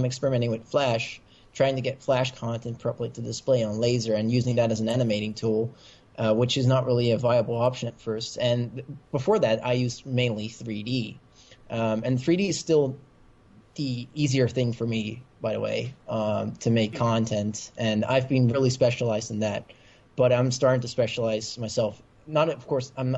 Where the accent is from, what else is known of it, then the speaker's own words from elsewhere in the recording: Netherlands; accent: American; English is a second language; Originally, I'm from the Netherlands, and that's actually where I am right now.